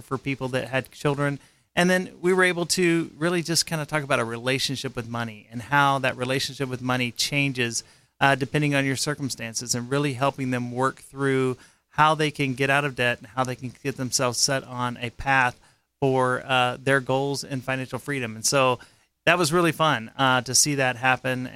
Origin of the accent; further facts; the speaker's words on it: Dripping Springs, Texas, United States; also born or lived in South Carolina / Austin, Texas; I was born in South Carolina, and at 6 months old, my family moved to Texas.